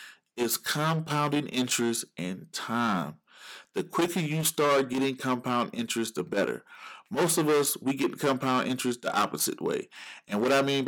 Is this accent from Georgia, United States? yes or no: yes; Georgia, United States; Georgia, my home state